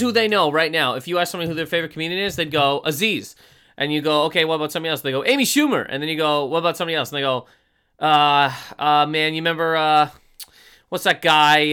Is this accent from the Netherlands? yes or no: no; Canada; I'm from Canada